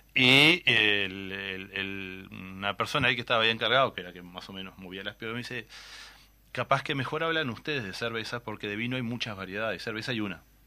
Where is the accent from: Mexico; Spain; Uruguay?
Uruguay; Tacuarembó; somos de Tahuarembó, se habrán, notado que las R las guardamos por algún lado ahí